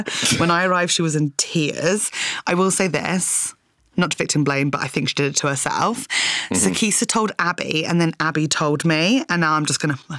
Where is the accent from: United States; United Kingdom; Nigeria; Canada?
United Kingdom; Hampshire, South East England; I'm from Hampshire.